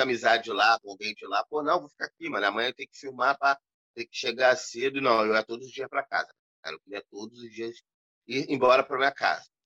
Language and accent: Portuguese; Rio de Janeiro, Brazil; moved away as an adult; now in São Gonçalo, Brazil; eu não moro mais na Cidade de Deus. Uhum. Eu tenho oito anos que eu saí de Jacarepaguá, que eu casei